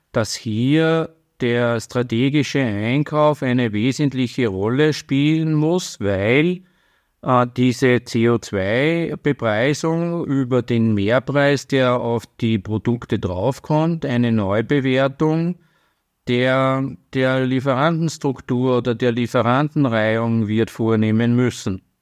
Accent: Austria; Und als Österreicher, ähm, das ist in Österreich das Bundesfinanzministerium

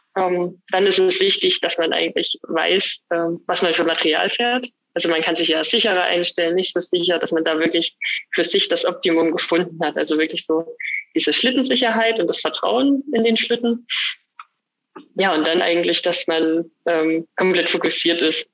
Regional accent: Annaberg-Buchholz, Saxony, Germany; born or raised there; also born or lived in Oberwiesenthal

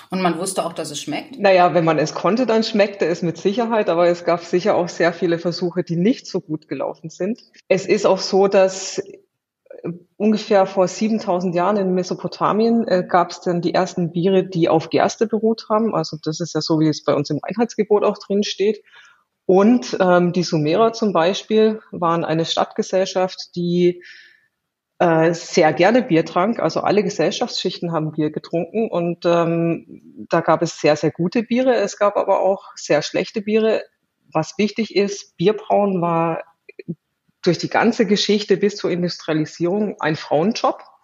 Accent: Southern Germany, Germany; ich komme aus Süddeutschland

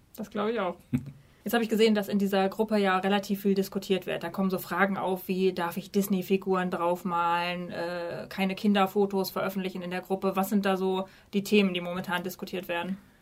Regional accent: Minden, North Rhine-Westphalia, Germany; Eigentlich komme ich aus Minden. Das liegt in Ostwestfalen zwischen Hannover und Bielefeld.

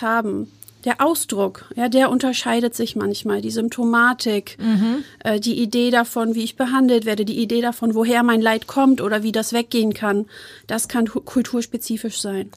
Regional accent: Hamburg, Germany; moved away as an adult; also born or lived in Wuppertal / Osnabrück; ich bin gebürtige Harburgerin und mhm. Hamburgerin.

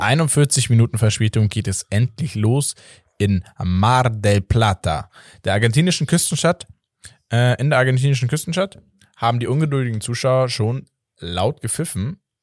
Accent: Hamburg, Germany; als Hamburger

